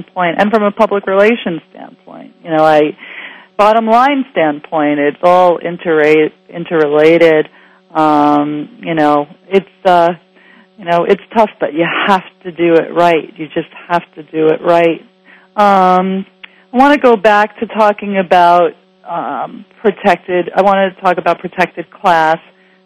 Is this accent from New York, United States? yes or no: yes; New York, United States; moved away as an adult; now in California, United States; as a New Yorker